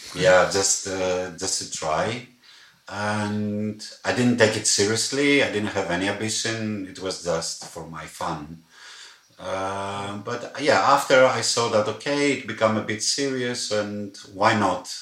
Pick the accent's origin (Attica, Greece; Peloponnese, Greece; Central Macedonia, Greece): Attica, Greece; Athens; moved away as an adult; now in Berlin, Germany; I'm from Athens. I'm a Greek guy